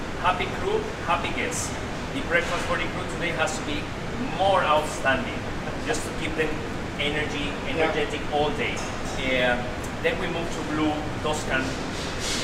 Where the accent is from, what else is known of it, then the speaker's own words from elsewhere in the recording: Panama; moved away as an adult; also born or lived in Florida; I'm from Panama, and the Panama Canal, you always see the ships crossing